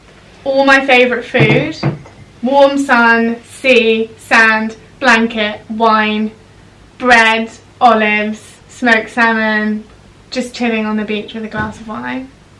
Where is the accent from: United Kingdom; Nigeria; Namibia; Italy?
United Kingdom; that's the thing with British people.